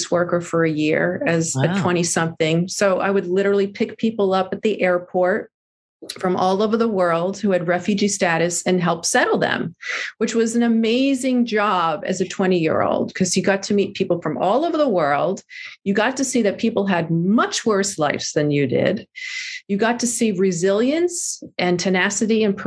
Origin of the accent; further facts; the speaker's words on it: New Jersey, United States; also born or lived in New York City; I grew up in New Jersey